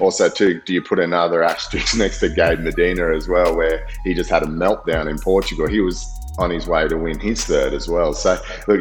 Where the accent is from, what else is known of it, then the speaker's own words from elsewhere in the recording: Gold Coast, Queensland, Australia; I was a kid once growing up on the Gold Coast